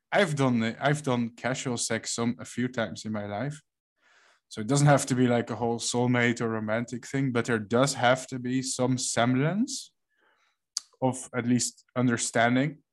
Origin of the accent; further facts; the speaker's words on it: Netherlands; I'm from the Netherlands